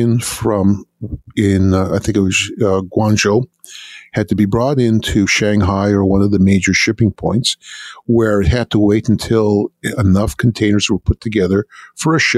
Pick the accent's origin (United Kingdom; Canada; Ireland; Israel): Canada; now in United States; I grew up in Canada